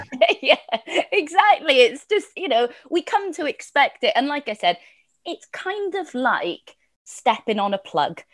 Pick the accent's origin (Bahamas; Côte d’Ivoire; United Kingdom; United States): United Kingdom; Welsh, Wales; I'm Welsh